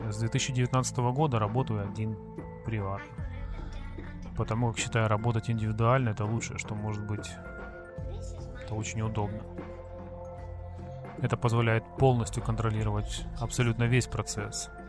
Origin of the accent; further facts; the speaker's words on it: Sevastopol, Crimea, Ukraine; я татуировщик из Крыма, город-герой Севастополя.